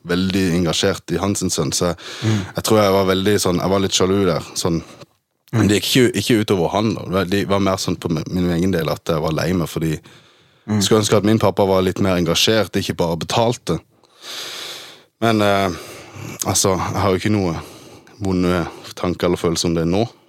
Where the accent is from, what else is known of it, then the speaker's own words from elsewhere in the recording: Norway; also born or lived in Germany; vi flytta til Norge i 1998. Da var jeg tre år gammel